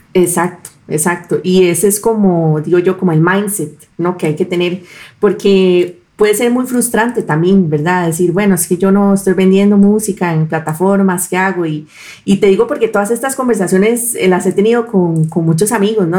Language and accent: Spanish; Costa Rica; nosotros podemos conectar los puntos como costarricenses